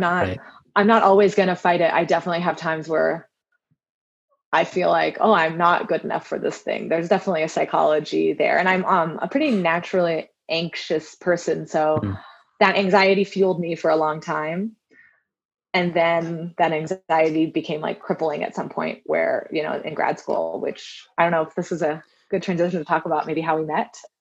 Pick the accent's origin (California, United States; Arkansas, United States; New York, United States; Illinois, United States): California, United States; Southern; I grew up in Southern California